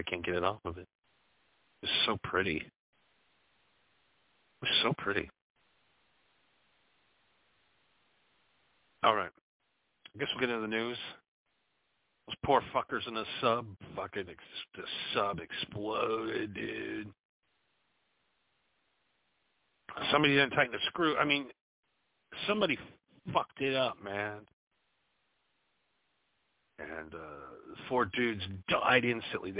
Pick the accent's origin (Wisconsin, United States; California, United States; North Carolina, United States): Wisconsin, United States; moved away; I'm from the Midwest originally. I'm from Wisconsin